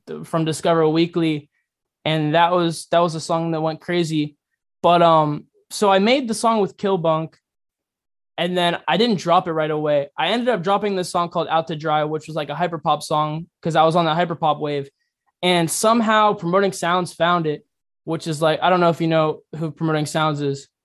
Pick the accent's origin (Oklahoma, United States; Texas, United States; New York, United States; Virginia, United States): Virginia, United States; Fairfax; also born or lived in La Plata, Maryland / Columbia, South Carolina; now in South Carolina, United States; my hometown in Virginia